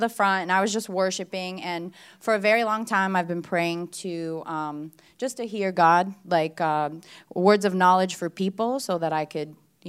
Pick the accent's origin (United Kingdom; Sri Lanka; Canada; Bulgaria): Bulgaria